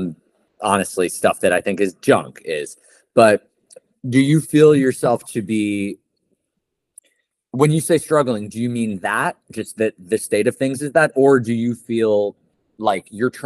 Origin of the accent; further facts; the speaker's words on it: New York City, New York, United States; I'm a New York City Jew